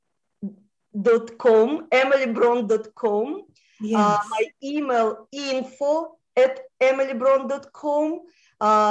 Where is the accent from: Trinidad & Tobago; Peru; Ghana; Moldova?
Moldova; first language Russian; English is a second language; moved away; I was born in Moldova, which was part of Romania.